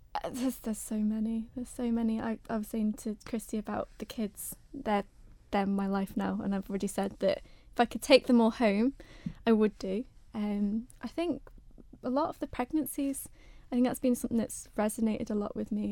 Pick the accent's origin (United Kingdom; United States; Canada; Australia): United Kingdom; I'm a British girl